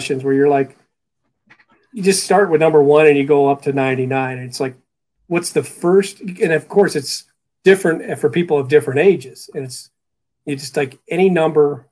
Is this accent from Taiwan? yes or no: no; Cleveland, Ohio, United States; moved away; even though I grew up in Cleveland